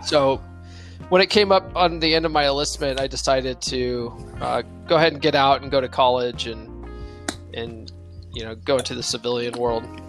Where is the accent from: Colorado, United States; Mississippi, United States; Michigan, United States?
Colorado, United States; Conifer; also born or lived in San Diego, California / Eckert, Colorado; I grew up in Conifer, Colorado